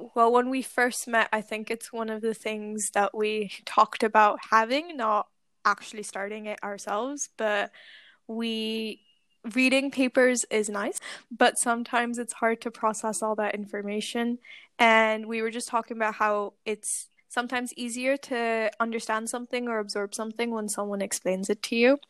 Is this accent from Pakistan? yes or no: yes; Pakistan; moved away as an adult; now in Glasgow, United Kingdom; I am Pakistani, but I moved here, obviously, to do my PhD